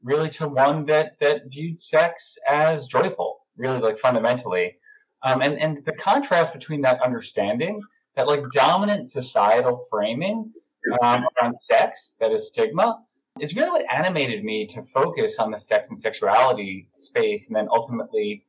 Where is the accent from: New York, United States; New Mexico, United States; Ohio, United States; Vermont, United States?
New York, United States; Long Island; now in New York City, United States; I grew up on Long Island and I currently live in New York City where I've lived for over 15 and a half years